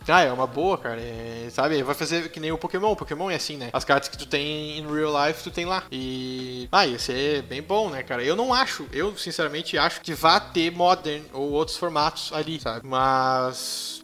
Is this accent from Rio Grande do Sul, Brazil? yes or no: yes; Montenegro, Rio Grande do Sul, Brazil; eu nasci e me criei aqui em Montenegro, eh, Rio Grande do Sul